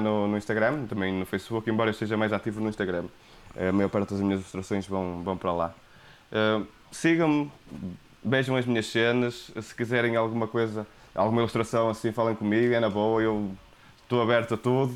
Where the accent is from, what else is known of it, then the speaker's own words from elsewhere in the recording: Porto, Norte, Portugal; accent: thick Porto accent; meu sotaque de Porto Serrinho